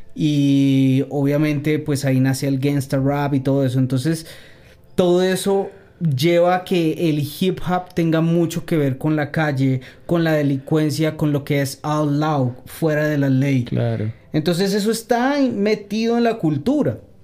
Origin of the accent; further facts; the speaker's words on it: Bogotá, Colombia; pues yo soy bogotano, soy rolo, pero con la mitad de la sangre paisa. Mi mamá es eh, antioqueña